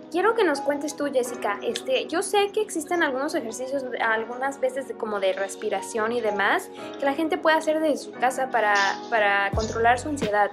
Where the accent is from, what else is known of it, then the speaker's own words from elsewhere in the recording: Mexico; now in Vancouver, Canada; nosotros como mexicanos estamos acostumbrados a otro tipo de clima